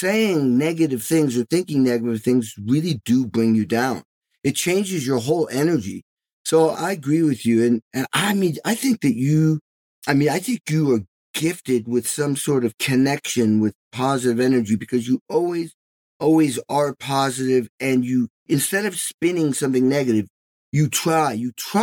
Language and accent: English; Western Massachusetts, United States; also born or lived in Albany; I grew up in Western Mass